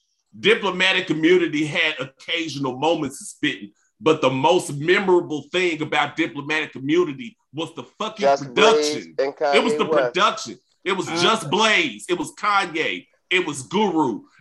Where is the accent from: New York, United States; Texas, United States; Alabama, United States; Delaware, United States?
Texas, United States; D-Town, Texas, man.